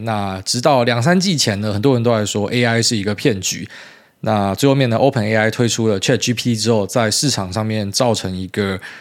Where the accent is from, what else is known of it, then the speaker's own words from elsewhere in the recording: Taiwan; 其实我们台湾人买房子啊